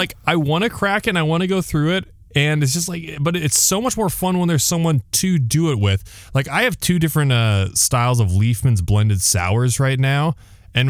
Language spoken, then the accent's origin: English; Cedar Falls, Iowa, United States; moved away; there's a hometown bar back in my hometown of Cedar Falls